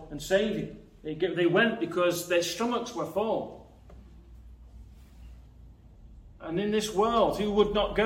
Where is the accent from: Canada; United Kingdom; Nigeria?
United Kingdom; Nottinghamshire, East Midlands; I'm from Nottinghamshire